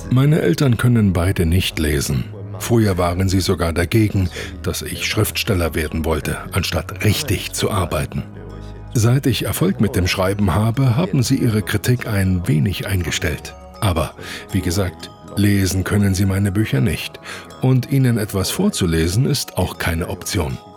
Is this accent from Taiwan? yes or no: yes; Taipei, Taiwan; Nein, ich bin mitten in Taipei aufgewachsen. Im Zentrum der Stadt in einem riesengroßen Hochhaus.